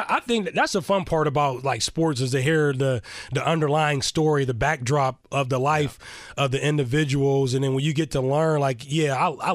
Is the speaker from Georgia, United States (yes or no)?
no; Sharon, Pennsylvania, United States; also born or lived in Youngstown, Ohio; Western Pennsylvania, Eastern Ohio. I was born in Youngstown, Ohio. Grew up and raised in Sharon, Pennsylvania